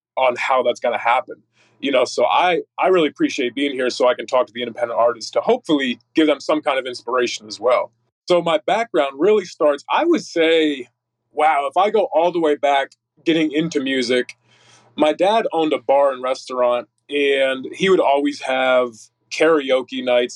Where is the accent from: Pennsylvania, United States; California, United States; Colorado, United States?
Pennsylvania, United States; Northeast; now in Texas, United States; originally from NEPA, Northeast Pennsylvania.